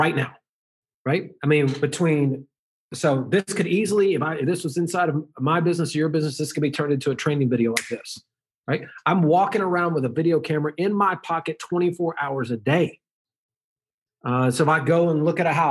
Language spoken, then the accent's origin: English; the South, United States; I was raised in the South